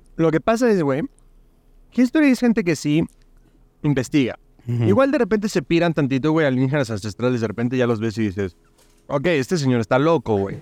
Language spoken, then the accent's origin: Spanish; Puebla, Mexico; nací en Puebla